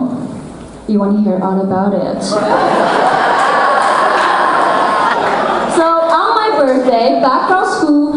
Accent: China; now in United States; I was made in China

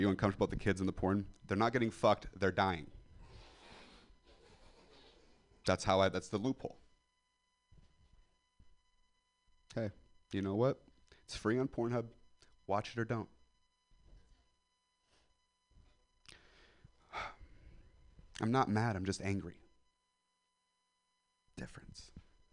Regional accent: Central Valley of California, United States; I'm from the Central Valley of California. It's like Stockton, Modesto

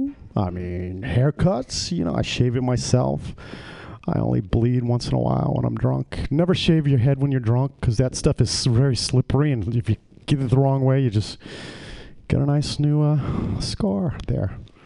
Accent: Ireland; Because, you know, I'm Irish.

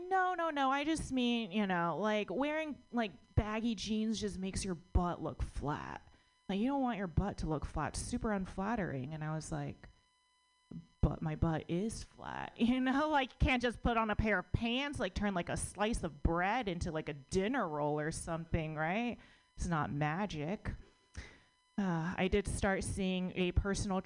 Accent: United States; I was born in America, but my parents are immigrants.

